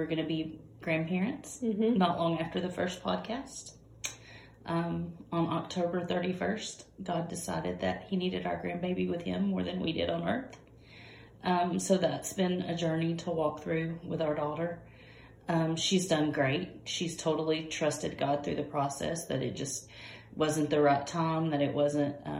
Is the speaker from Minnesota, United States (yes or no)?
no; Georgia, United States; I'm from Georgia, and our school district